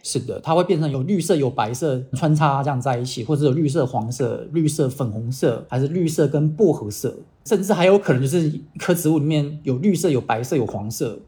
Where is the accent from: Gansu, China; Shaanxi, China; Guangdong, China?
Guangdong, China; Dongguan; moved away as an adult; also born or lived in Kaohsiung, Taiwan / United States; 我台湾小时候在台湾，我在东莞长大，然后那时候我刚刚东莞的时候，我觉得东莞好冷哦，其实才十五度而已，其实不冷。那可是过段时间之后，我就发现，哎，东莞其实不冷。我去了美国读书